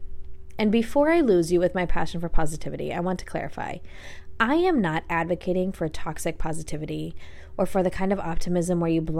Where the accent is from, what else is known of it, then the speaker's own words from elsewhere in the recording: Coeur d'Alene, Idaho, United States; my hometown, Coeur d'Alene, which is in North Idaho